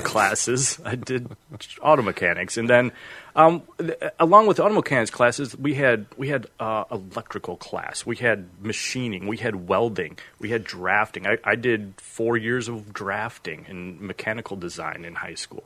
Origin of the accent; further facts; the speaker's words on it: Freeport, Illinois, United States; moved away as an adult; also born or lived in Carbondale, Illinois; I grew up in Freeport, Illinois